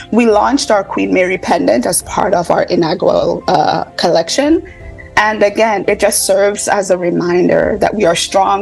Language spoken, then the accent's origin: English; St. Croix, U.S. Virgin Islands; now in Maryland, United States; I'm from St. Croix, you know, born and raised